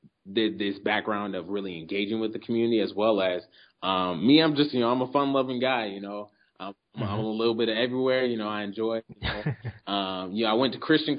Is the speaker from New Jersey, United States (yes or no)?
no; Omaha, Nebraska, United States; I was born in the Midwest, Omaha, Nebraska